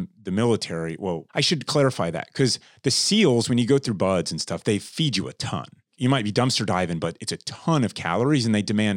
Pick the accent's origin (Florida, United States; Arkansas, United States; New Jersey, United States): Florida, United States; I grew up in Florida in the summers outside a lot.